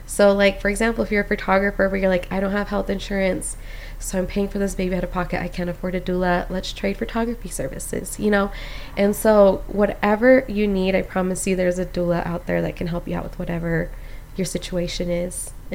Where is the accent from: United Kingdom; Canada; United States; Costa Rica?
Costa Rica; And I'm Hispanic, I'm from Costa Rica, so it was very beautiful.